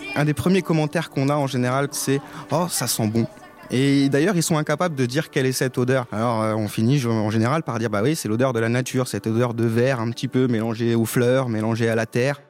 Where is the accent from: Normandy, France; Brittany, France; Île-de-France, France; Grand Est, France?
Grand Est, France; Haute-Marne; now in Pantin, France; je viens de la Haute-Marne